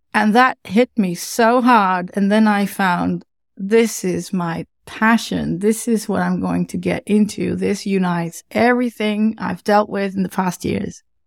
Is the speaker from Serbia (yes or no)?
no; Netherlands; accent: Dutch; English is a second language; originally from the Netherlands, something you can hear in my, um, in my accent, obviously.